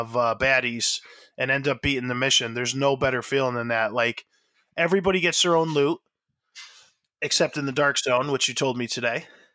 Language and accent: English; United States; as an American